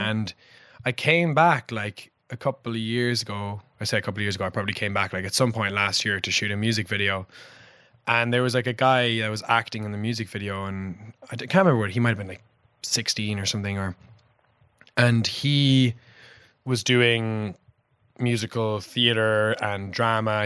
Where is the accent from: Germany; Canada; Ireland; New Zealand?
Ireland; Passage West, Munster; I grew up in Passage West.